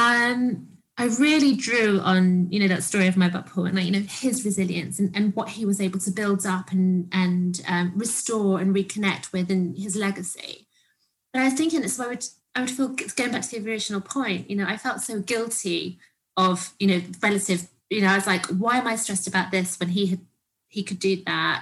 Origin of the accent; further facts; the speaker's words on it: Cyprus; when we grew up in Cyprus, they lived, we lived downstairs, they lived upstairs.